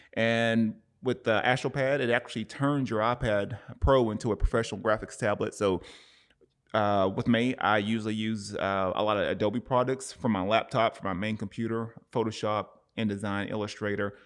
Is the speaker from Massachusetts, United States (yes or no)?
no; Cleveland, Tennessee, United States; now in Oceanside, United States; my hometown, Cleveland, Tennessee